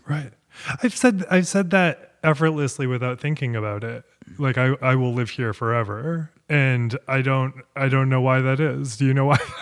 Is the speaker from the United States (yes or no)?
yes; Portland, Maine, United States; I'm from Portland, Maine.